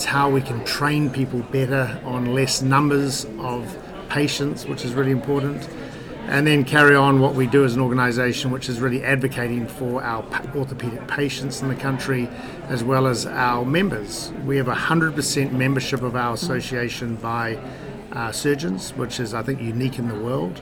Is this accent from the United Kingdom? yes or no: yes; England, United Kingdom; being English in New Zealand